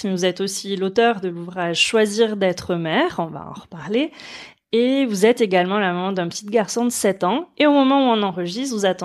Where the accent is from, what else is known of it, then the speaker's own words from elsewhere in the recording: Lourdes, Occitania, France; Je viens de Lourdes, alors.